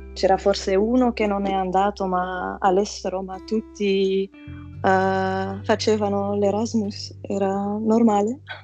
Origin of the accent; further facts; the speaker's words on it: Flanders, Belgium; Italian is a second language; also born or lived in Antwerp; sono dal Belgio, vivo ad Anversa